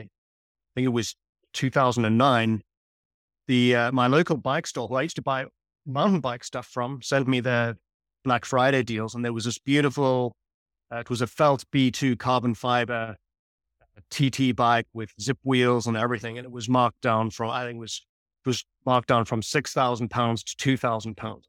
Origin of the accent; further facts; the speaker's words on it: South Africa; moved away; I grew up in South Africa